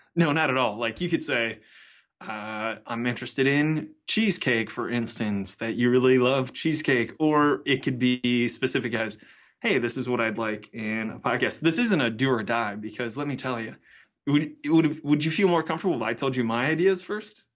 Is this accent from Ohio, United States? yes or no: yes; Cleveland, Ohio, United States; I'm from Cleveland